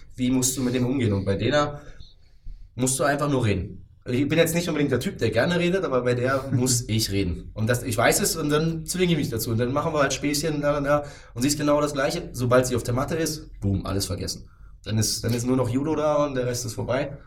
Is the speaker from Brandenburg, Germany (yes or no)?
yes; Potsdam, Brandenburg, Germany; ich fühle mich sogar sehr wohl hier in Potsdam. Ähm, wie du ja vorhin schon mal kurz anklingen lassen hast, ich bin hier geboren, aufgewachsen, habe hier studiert.